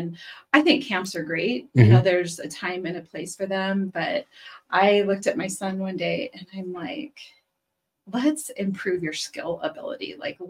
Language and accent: English; Gillette, Wyoming, United States; now in Cheyenne, United States; I'm from Gillette.